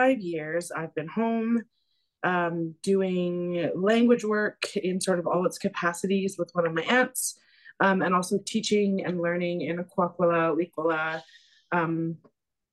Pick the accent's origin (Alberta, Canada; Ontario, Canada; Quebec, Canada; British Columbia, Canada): British Columbia, Canada; Powell River; I was born here in Campbell River, what's colonially known as Campbell River. And I grew up in Powell River.